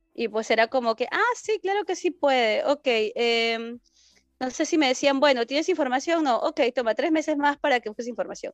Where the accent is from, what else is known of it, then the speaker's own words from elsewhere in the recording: Lima, Peru; moved away as an adult; now in Germany; soy de Perú